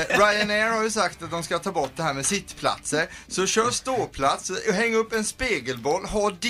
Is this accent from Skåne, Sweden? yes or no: no; Ramdala, Blekinge, Sweden; moved away; I Ramdala där jag kommer från byn